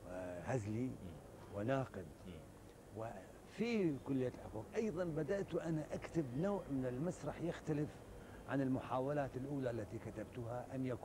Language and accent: Arabic; Iraq; لأنه في شروط عندنا بالعراق من يدخل الكلية الطبية